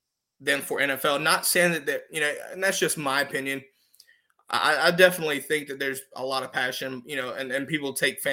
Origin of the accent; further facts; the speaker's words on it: North Carolina, United States; I've obviously been from North Carolina